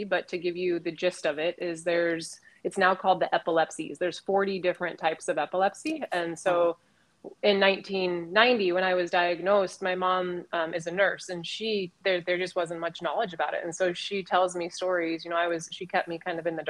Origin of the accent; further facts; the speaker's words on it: Colorado, United States; also born or lived in Northern California; growing up in Colorado 40 years ago